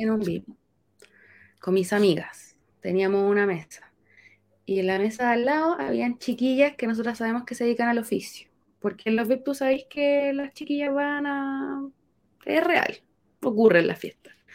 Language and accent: Spanish; Santiago, Santiago Metropolitan Region, Chile; yo de Santiago de toda la vida, pero mi familia era de Chiloé